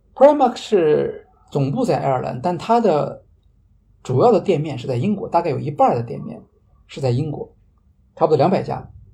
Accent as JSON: {"language": "Chinese", "country": "China", "said": "我们中国人"}